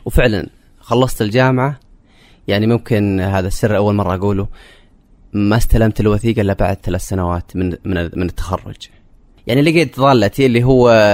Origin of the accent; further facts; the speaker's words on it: Saudi Arabia; also born or lived in Jazan; now in Riyadh, Saudi Arabia; انا كشاب سعودي في المنطقه الوحيد تقريبا